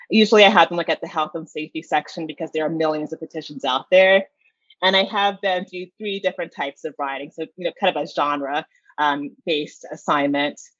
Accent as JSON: {"language": "English", "town": "Atlanta", "region": "Georgia", "country": "United States", "tie": "born or raised there", "said": "Well, back in Georgia, I was never really, you know, instructor or a mentor to anyone."}